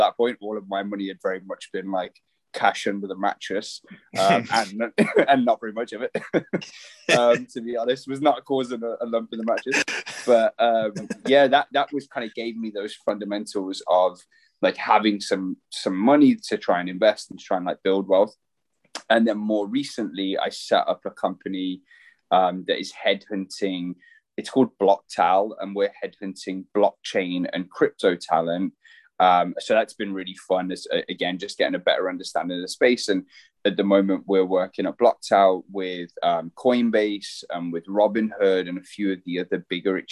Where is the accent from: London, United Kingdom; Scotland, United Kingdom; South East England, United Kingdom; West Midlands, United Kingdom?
West Midlands, United Kingdom; Birmingham; moved away as an adult; now in Breckenridge, United States; I'm from Birmingham in the UK, originally from the UK, but now living out in America in a tiny little mountain town called Breckenridge in Colorado